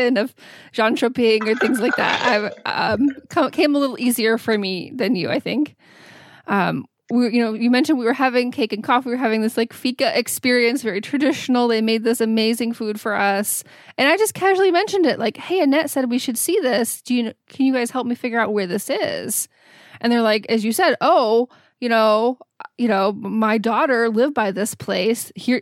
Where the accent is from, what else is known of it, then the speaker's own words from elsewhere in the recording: United States; being an American